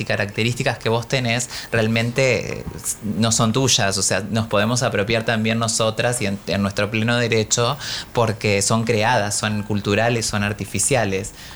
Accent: Paraná, Entre Ríos, Argentina; moved away; dos librerías que son muy conocidas en Paraná, que es mi ciudad natal

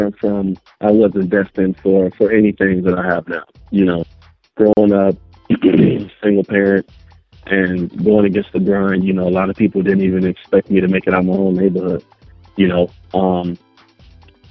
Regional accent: Los Angeles, California, United States; also born or lived in Compton; born in Compton, South Central Los Angeles. Grew up right off of 81st between Main and Broadway, right in the heart of it

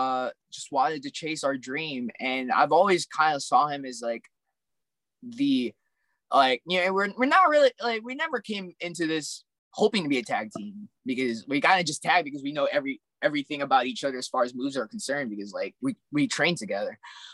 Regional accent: Alaska, United States; also born or lived in California; because I'm an immigrant. I grew up in Alaska then California, so it's like, you know, like definitely don't have any roots.

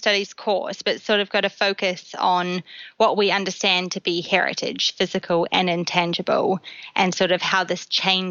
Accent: New Zealand; moved away as an adult; also born or lived in London; now in Bath, United Kingdom; I'm from New Zealand originally, but I've been living in the UK for close to 2 years now, first in London and then now in Bath.

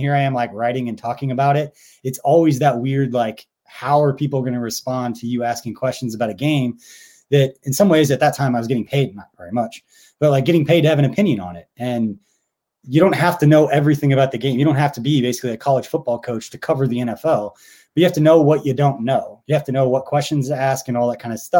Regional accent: Stilwell, Kansas, United States; I grew up in Stillwell, Kansas

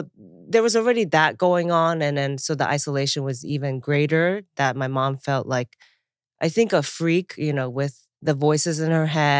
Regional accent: Chiba, Japan; moved away; also born or lived in Taiwan; I moved here. Yeah. I moved here from Japan, near Tokyo, a prefecture called Chiba. And then I was born in Taiwan.

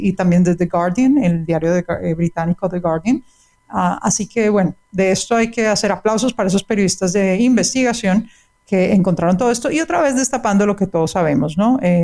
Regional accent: Colombia; yo soy colombiana

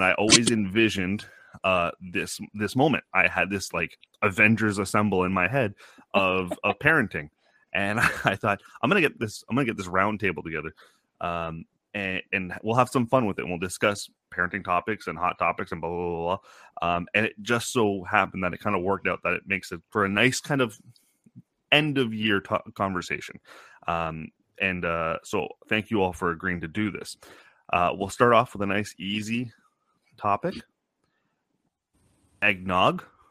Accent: Canada; I'm Canadian

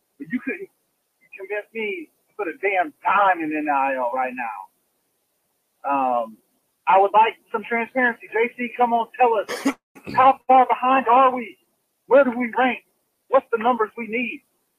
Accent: South Carolina, United States; moved away as an adult; now in Seattle, United States; I'm from South Carolina. I'm out here in this world trying to make it. You know, that's why I live in the Pacific Northwest.

